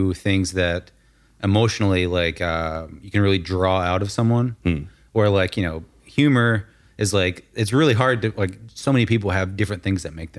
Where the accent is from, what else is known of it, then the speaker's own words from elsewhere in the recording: Arkansas, United States; now in Florida, United States; Yeah, exactly. Yeah, we're from Arkansas, so we do that all the time. Like, funny story, when I'll get into this on the podcast. When I first moved to Florida